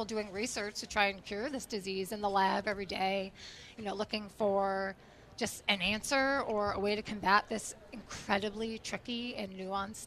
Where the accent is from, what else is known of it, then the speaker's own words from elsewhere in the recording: Connecticut, United States; moved away as an adult; now in Providence, United States; Growing up in Connecticut